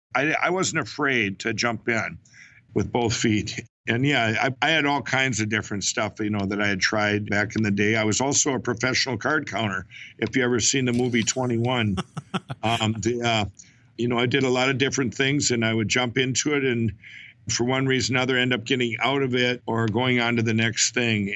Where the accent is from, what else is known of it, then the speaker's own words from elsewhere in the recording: Chaska, Minnesota, United States; I was born and raised in Minnesota. I grew up in Chaska, Minnesota